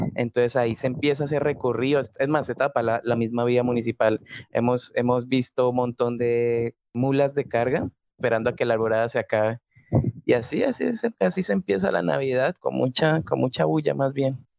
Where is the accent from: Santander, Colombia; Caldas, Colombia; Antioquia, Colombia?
Caldas, Colombia; La Dorada; yo soy de la Dorada Caldas del departamento de Caldas